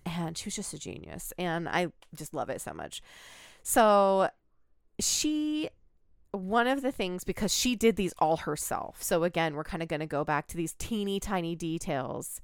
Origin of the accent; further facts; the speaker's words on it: United States; I am an American citizen